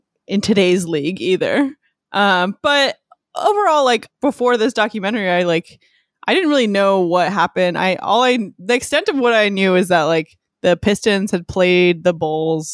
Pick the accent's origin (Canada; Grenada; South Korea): Canada; moved away; I'm originally from Canada